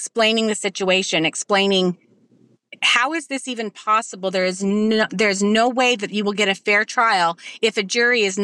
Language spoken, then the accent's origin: English; Utah, United States; moved away; We are from Utah.